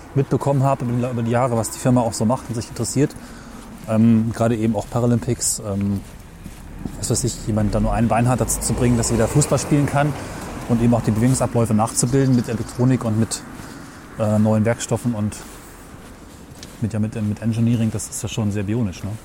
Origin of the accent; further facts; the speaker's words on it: Weserbergland near Hameln, Lower Saxony, Germany; ich bin aufgewachsen im Weserbergland bei Hameln